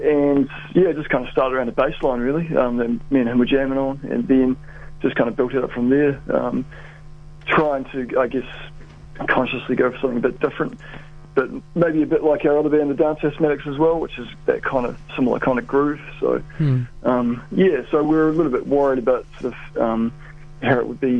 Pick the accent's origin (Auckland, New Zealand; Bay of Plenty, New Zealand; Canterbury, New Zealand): Canterbury, New Zealand; Christchurch; Christchurch is my hometown